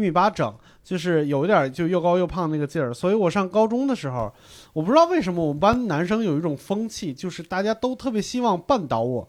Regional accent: North China, China; 我们华北这边儿，像我这一代华北的

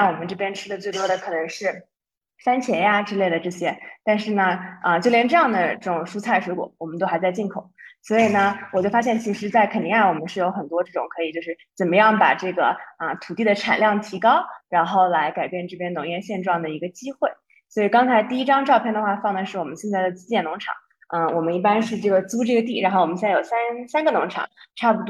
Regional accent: China; moved away as an adult; now in Ethiopia; 因为我们公司就之前只有我一个外国人，现在我又招了一个埃塞的同事，但还是只有我一张，就是一个中国人。

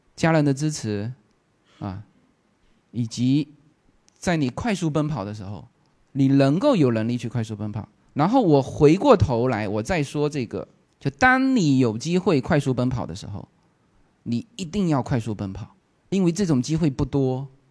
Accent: Fuzhou, Fujian, China; moved away as an adult; now in Los Angeles, United States; 我老家是福州的，新家在洛杉矶的河套

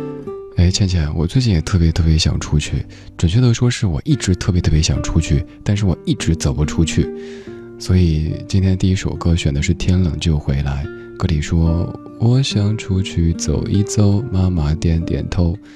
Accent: Guangdong, China; 你说我能说身为广东人的我明天又要穿回短袖了吗？

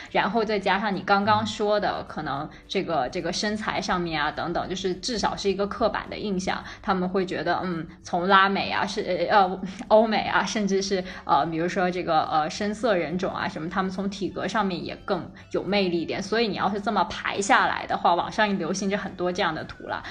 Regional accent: China; now in Middle East; 我是一个土生土长的中国人

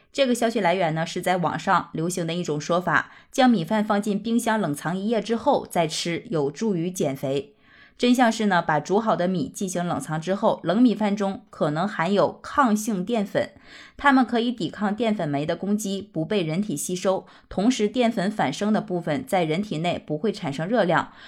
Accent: Northeast China, China; 而我们东北那个地方也是盛产大米的，我作为一个东北人，从小最喜欢的主食就是大米了

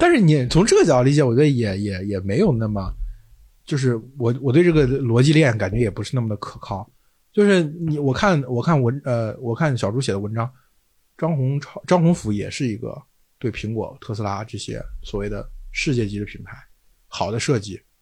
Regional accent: Zhengzhou, Henan, China; 就我们河南人有句话叫郑州，郑州天天挖沟嘛，就是我们小的时候，就郑州四，永远都在挖，挖沟，都在修路，拆路，重新再修

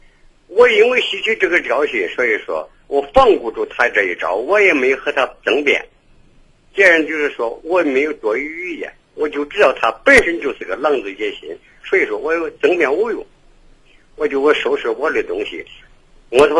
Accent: Henan, China; accent: Henan dialect; 我原籍是河南人。

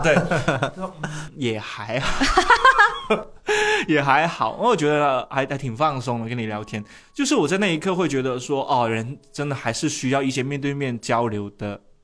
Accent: Shunde, Guangdong, China; 我现在是广东人人格，我是顺德人人格

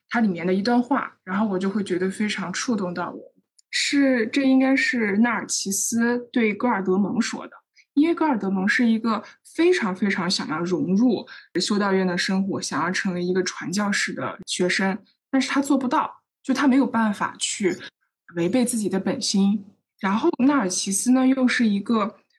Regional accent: Northwest China, China; now in Chengdu, China; 我出生在西北，然后西北其实它就是比较多元的环境嘛，就是我爸爸和我妈妈分别是不同的祖籍

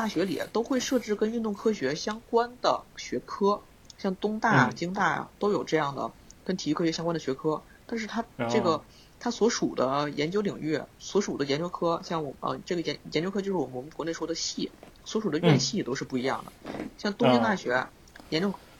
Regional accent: China; moved away as an adult; also born or lived in Beijing, China; now in Tokyo, Japan; 像我们中国人啊，

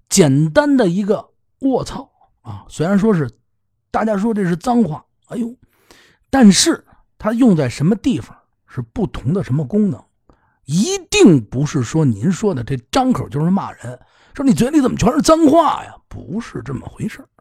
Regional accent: Beijing, China; 咱们北京人

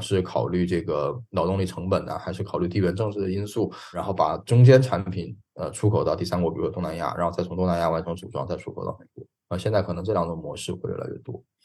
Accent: Nanchang, Jiangxi, China; moved away; 我老家南昌

